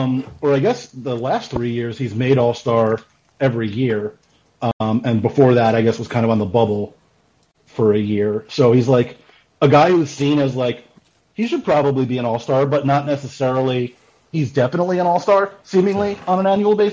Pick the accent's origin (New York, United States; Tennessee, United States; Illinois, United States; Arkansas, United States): New York, United States; I'm from New York